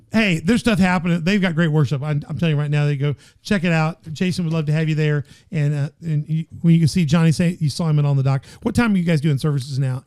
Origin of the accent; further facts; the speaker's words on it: Memphis, Tennessee, United States; moved away; my hometown. You know, I grew up in Memphis